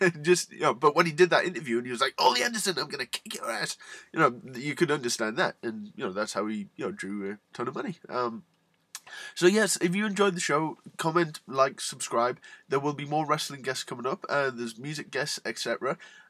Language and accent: English; Newcastle upon Tyne, North East England, United Kingdom; I'm from Newcastle, which is where Neville is from